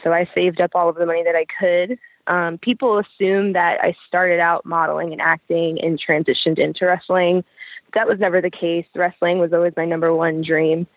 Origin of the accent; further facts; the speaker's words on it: Pennsylvania, United States; also born or lived in Brooklyn, New York; I was born in Brooklyn, New York. Okay. Um, I spent most of my life I've spent growing up in um, Pennsylvania